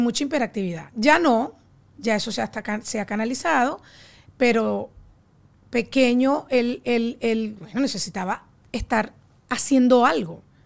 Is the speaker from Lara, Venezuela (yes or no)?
yes; Barquisimeto, Lara, Venezuela; nosotros somos de Barquisimeto